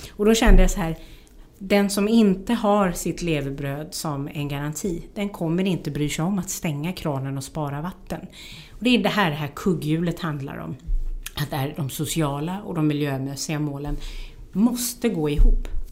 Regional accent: Sweden; jag som, som svensk

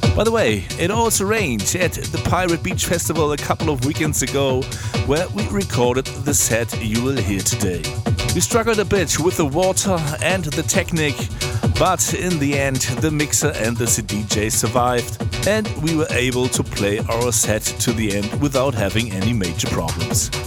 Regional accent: Hamburg, Germany; get back to the studio in my hometown Hamburg

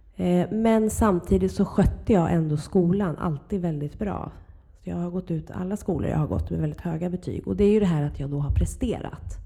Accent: Huddinge, Stockholm County, Sweden; Jag växte upp i Flemingsberg i mm. Huddinge kommun.

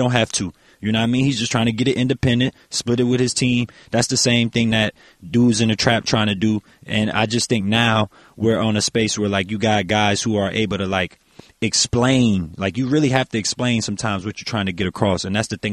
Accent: New Orleans, Louisiana, United States; I'm from New Orleans

